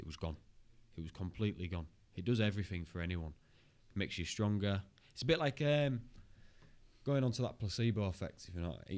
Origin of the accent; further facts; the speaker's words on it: Hull, Yorkshire and the Humber, United Kingdom; I'm from Hull